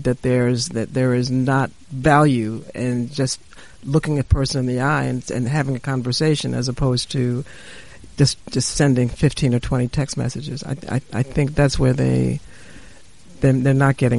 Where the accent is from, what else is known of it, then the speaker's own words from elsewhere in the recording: New York City, New York, United States; I grew up in the South Bronx, and my world was the South Bronx